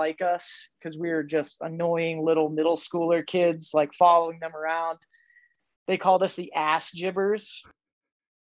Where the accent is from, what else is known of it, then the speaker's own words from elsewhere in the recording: central Pennsylvania, United States; I grew up in Pennsylvania, central PA, like Amish farmland